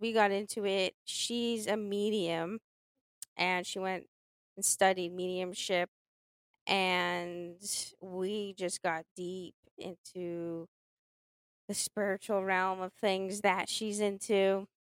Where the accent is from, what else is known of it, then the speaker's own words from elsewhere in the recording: Boston, Massachusetts, United States; I'm from Boston